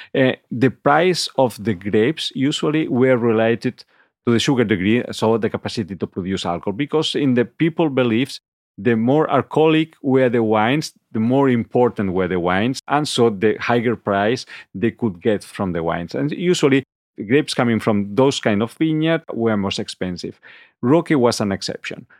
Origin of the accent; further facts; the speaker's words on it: Barcelona, Catalonia, Spain; moved away as an adult; now in Piedmont, Italy; I am originally from Barcelona, uh, so I'm Catalan, and I lived in, obviously, and, uh, work in Barcelona